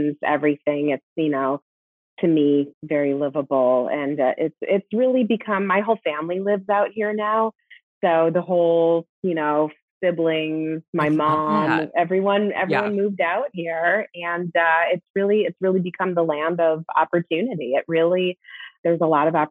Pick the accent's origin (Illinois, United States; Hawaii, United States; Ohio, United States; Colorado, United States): Illinois, United States; Chicago; now in Las Vegas, United States; I'm from Chicago